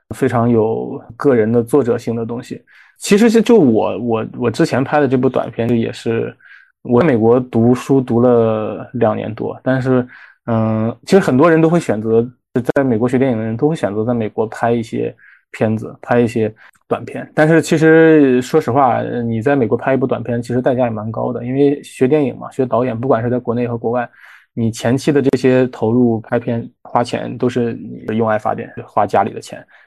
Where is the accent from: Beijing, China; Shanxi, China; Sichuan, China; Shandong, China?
Shandong, China; 我是山东人